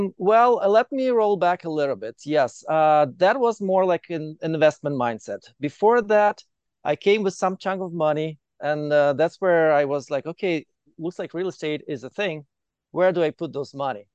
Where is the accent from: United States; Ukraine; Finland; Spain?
Ukraine; moved away as an adult; now in Calgary, Canada; I'm from Ukraine. I moved to Canada directly to Calgary in 2015.